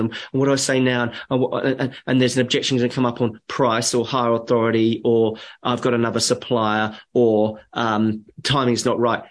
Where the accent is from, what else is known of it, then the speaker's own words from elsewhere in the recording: England, United Kingdom; moved away; I'm, I'm a POM. I'm English. My parents are from UK